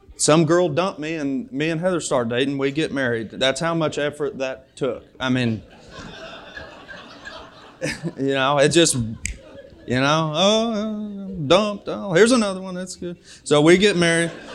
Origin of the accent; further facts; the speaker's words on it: Springfield, United States; now in Bellevue; I'm from Springfield, but now my home is in Bellevue